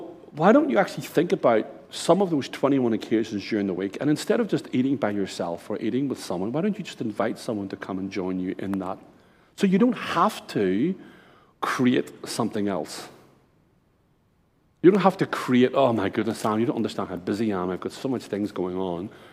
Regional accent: Ireland; now in Brisbane, Australia; I'm Irish, my wife's Japanese

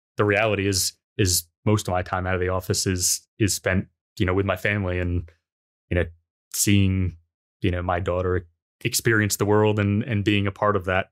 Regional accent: United States; being American myself

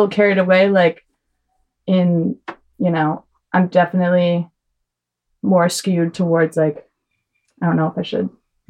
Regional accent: Connecticut, United States; now in Vermont, United States; I have half my family over in the Enosburg Falls area, but I was raised in Connecticut.

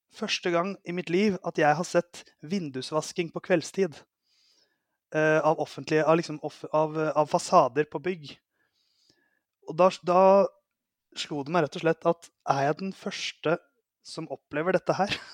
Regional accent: Oslo, Norway; jeg er fra Oslo

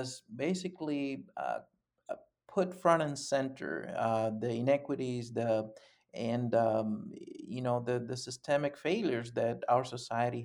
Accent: Panama; moved away as an adult; now in Madison, United States; I was born and raised in Panama, and I've been here in the States, actually in Madison, Wisconsin, for the last almost 30 years.

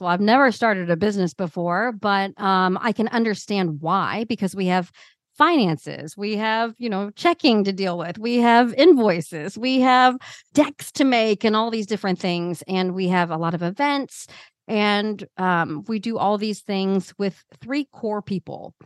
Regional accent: Midwest, United States; growing up in the Midwest

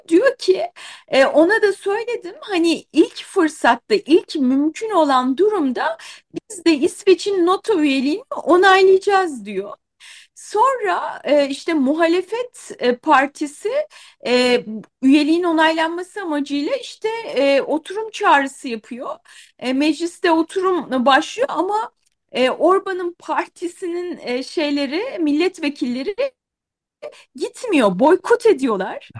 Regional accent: Kahramanmaraş, Turkey; Ben de Maraşlıyım

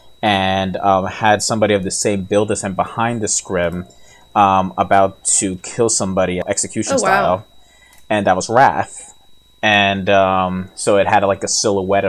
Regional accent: New York, United States; I'm from New York

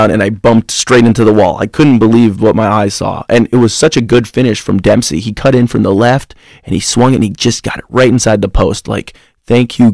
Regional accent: Illinois, United States; I'm from Illinois

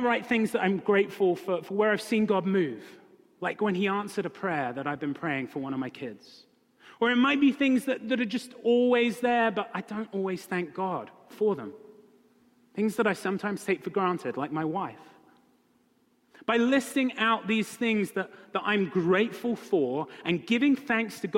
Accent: United Kingdom; moved away; I'm British.

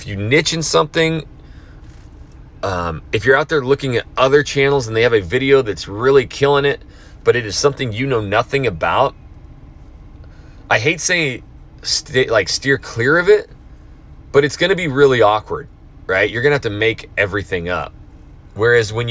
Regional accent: North Idaho, United States; I grew up in Idaho, North Idaho

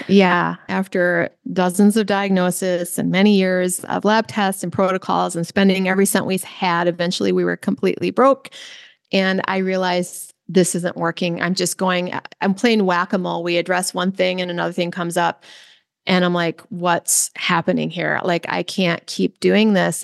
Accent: Midwest, United States; I grew up in the Midwest

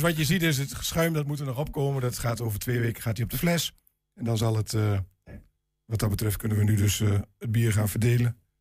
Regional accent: Glanerbrug, Overijssel, Netherlands; En ik ben inderdaad inwoner van Glanenbrug

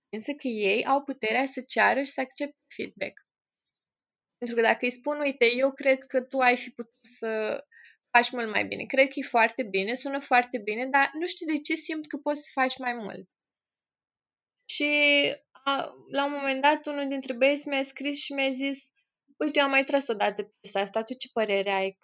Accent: Piatra Neamț, Neamț County, Romania; moved away as an adult; now in Iași, Romania; sunt în Iași de fapt, sunt din Piatra Neamț, dar de 10 ani m-am mutat în Iași

